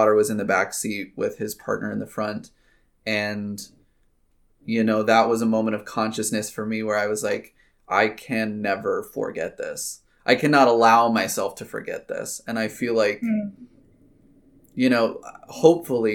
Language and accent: English; Poquoson, Virginia, United States; growing up in Pocosin, going to school in Pocosin